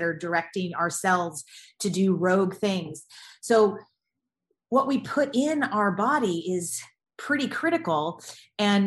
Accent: the South, United States; I grew up in the South, in the States

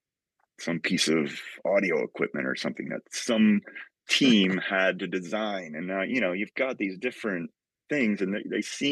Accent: outside of New Haven, Connecticut, United States; also born or lived in Massachusetts; where I grew up outside of New Haven

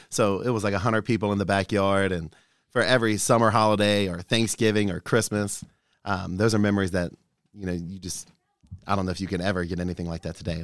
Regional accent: Newport, Kentucky, United States; growing up in Newport, making the friends that I had in Newport

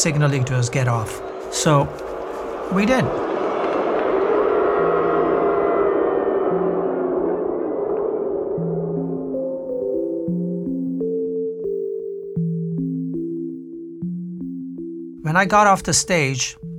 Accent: northern India, India; I come from India, a northern part of India

